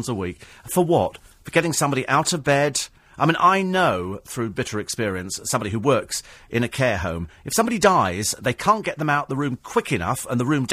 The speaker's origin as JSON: {"language": "English", "region": "England", "country": "United Kingdom", "said": "I'm English and proud of it"}